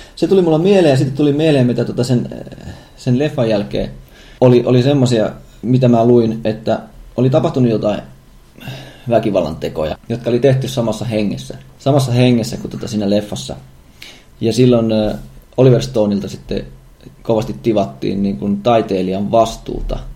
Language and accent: Finnish; Savonia, Finland; me kaikki Savosta lähtöisin olevat olemme.